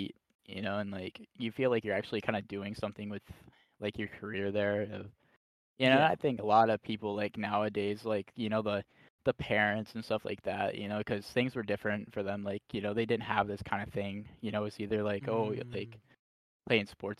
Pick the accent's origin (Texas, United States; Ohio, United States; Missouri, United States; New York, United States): Ohio, United States; I'm from Ohio